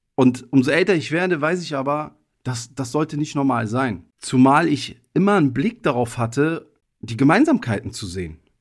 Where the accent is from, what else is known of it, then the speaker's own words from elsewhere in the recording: Berlin, Germany; also born or lived in Italy / Egypt; aufgewachsen in Deutschland. Und ihr müsst euch vorstellen, wir sind damals nach Deutschland gekommen, als ich drei Jahre alt war. Direkt aus Italien mit kurzem Zwischenstopp in Ägypten. Und wir sind Ende 1989 nach Berlin gekommen